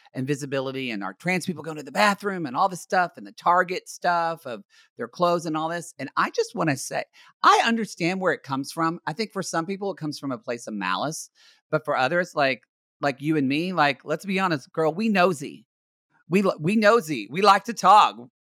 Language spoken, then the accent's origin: English; Ardmore, Oklahoma, United States; now in Los Angeles, United States; my hometown of Ardmore, Oklahoma